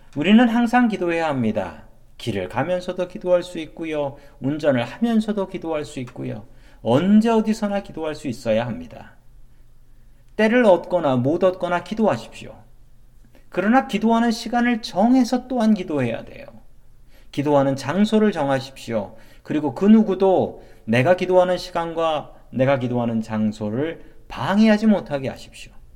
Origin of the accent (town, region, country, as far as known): South Korea; moved away as an adult; now in United States